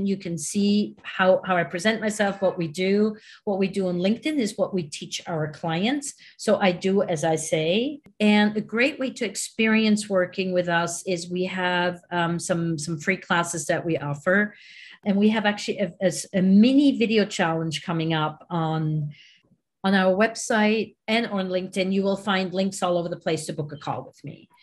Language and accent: English; Switzerland; now in New York, United States; I'm originally from Switzerland